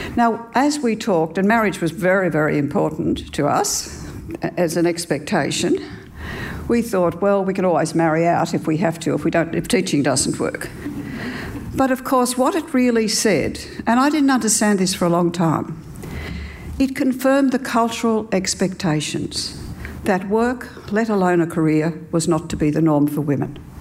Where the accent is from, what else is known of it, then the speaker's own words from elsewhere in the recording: New South Wales, Australia; I grew up in Australia in the 50s and spent all my primary school years in a one teacher school